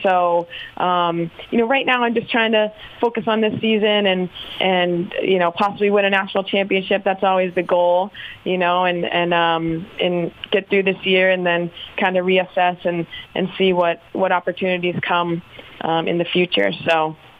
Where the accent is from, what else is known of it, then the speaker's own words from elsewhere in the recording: Boston, Massachusetts, United States; moved away as an adult; also born or lived in Chapel Hill, North Carolina; growing up in Massachusetts